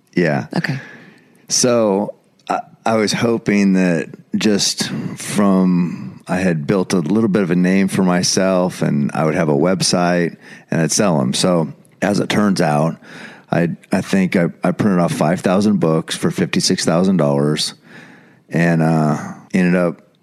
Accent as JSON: {"language": "English", "town": "Eugene", "region": "Oregon", "country": "United States", "tie": "born or raised there"}